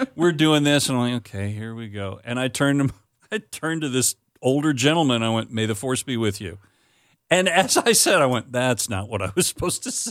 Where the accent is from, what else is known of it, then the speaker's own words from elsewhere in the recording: Florida, United States; moved away as an adult; also born or lived in Wisconsin; we're growing up in Florida